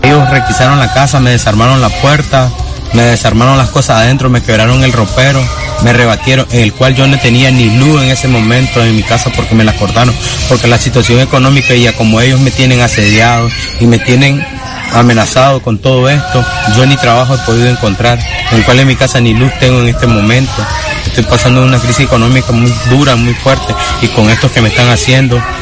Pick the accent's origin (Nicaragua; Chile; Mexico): Nicaragua; los nicaragüenses